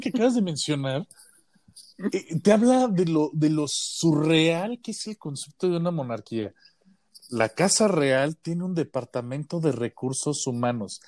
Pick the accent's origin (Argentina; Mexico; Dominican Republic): Mexico; es porque soy mexicano